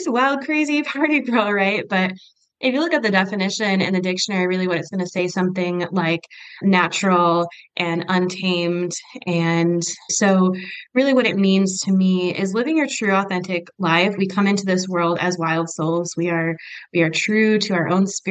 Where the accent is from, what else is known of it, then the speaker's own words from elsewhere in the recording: Michigan, United States; moved away as an adult; now in Utah, United States; I am originally from Michigan